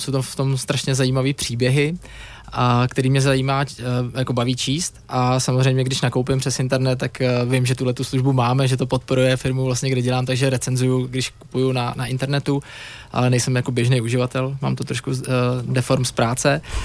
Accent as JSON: {"language": "Czech", "region": "Prague", "country": "Czechia", "said": "já jsem kluk z Prahy"}